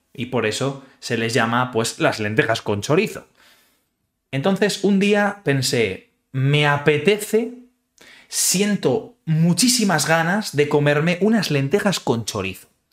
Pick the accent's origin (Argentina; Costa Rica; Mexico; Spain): Spain; Community of Madrid; now in Utrecht, Netherlands; yo soy madrileño. Eso significa que soy originario